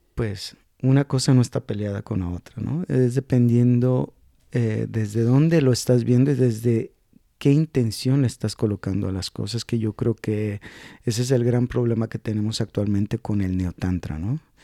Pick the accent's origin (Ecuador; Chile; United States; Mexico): Mexico; yo soy de México